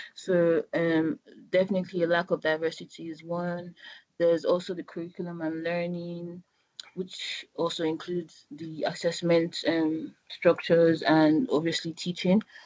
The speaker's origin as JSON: {"language": "English", "country": "Nigeria", "moved": "as an adult", "lives_now": "United Kingdom", "said": "I'm Nigerian. I've been here for the past five years"}